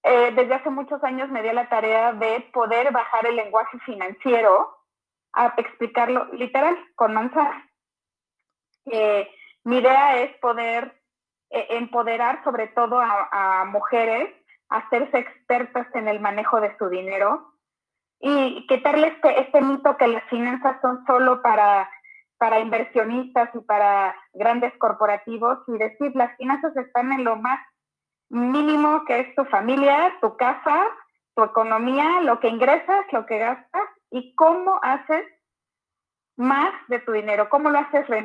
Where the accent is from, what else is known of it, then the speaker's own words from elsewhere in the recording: Sonora, Mexico; Eh, soy financiera de Hueso Colorado.